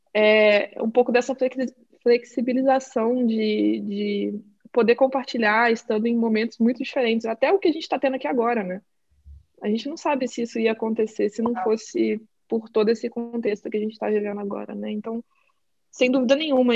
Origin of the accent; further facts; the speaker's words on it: Brazil; moved away as an adult; now in Portland, United States; eu sou brasileira